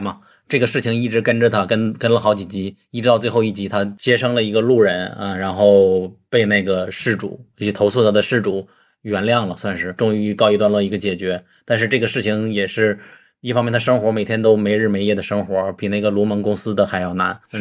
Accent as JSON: {"language": "Chinese", "country": "China", "said": "我作为中国人"}